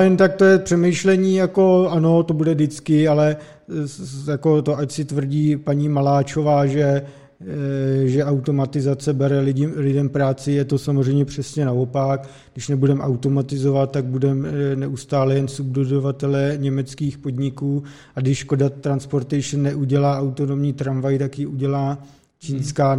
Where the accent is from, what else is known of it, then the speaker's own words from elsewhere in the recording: Vysočina Region, Czechia; pocházíme z Vysočiny a mám příbuzný třeba na vesnici